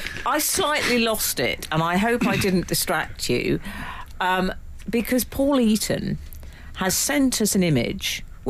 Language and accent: English; Australia; moved away; growing up in Australia.